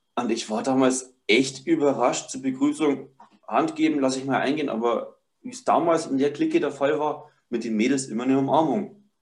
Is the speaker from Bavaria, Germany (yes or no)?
yes; Upper Palatinate, Bavaria, Germany; ich bin 25 Jahre alt, bin aus der Oberpfalz, Bayern